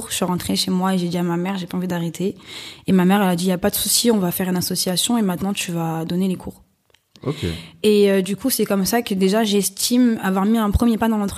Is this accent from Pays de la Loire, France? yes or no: no; Ris-Orangis, Île-de-France, France; Ouais, parce que je suis de Rissorangis.